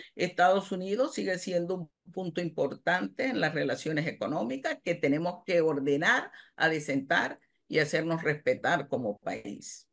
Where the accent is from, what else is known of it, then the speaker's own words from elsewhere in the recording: Panama; soy panameña